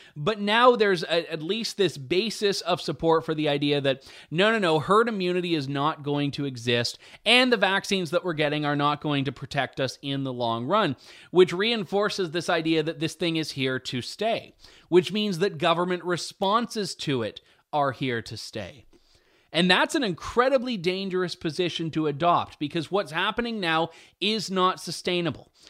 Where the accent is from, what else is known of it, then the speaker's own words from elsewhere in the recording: London, Ontario, Canada; my hometown